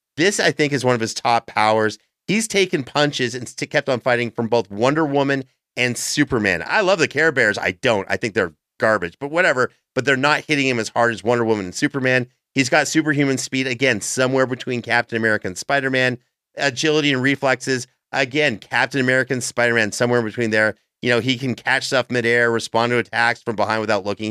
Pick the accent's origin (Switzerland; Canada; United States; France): Canada; As a Canadian